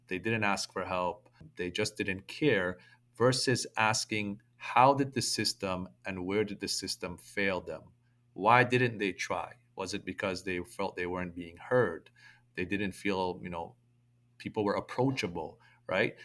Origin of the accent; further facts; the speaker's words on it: Toronto, Ontario, Canada; me growing up in toronto